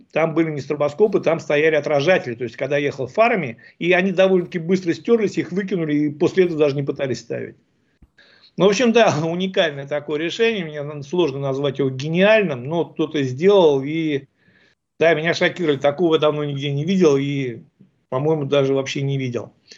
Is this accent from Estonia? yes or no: no; Ufa, Bashkortostan, Russia; сами из Уфы